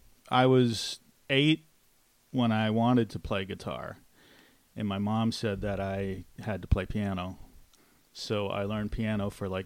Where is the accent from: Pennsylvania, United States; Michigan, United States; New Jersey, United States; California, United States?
California, United States; I'm from California.